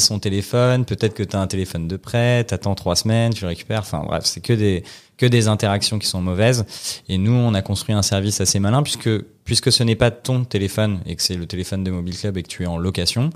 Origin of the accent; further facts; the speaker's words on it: Paris, Île-de-France, France; j'ai, 30 ans, je suis parisien